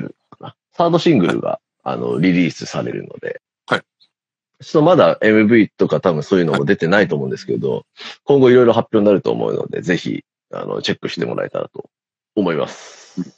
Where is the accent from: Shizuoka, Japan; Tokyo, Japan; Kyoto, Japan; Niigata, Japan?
Tokyo, Japan; 俺、あの、大森ってとこ出身なんですけど